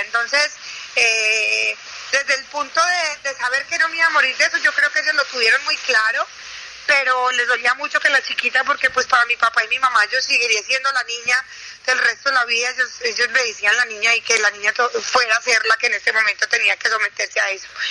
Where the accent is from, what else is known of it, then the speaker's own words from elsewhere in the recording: Paisa, Antioquia, Colombia; yo soy la una afortunada última hija de una familia de ocho, de ocho hijos, como buenos paisas.